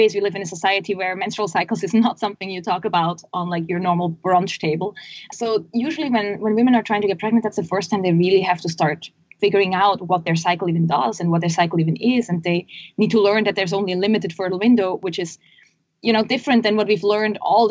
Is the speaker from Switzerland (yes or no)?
yes; Switzerland; We're originally from Switzerland, which you can probably hear from my accent in this call.